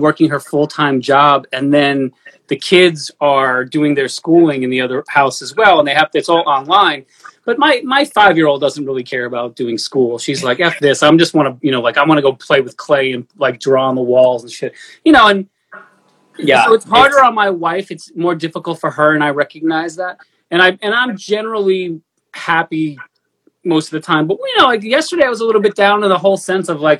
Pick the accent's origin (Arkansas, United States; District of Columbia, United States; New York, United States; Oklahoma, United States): New York, United States; I'm a New Yorker, I talk fast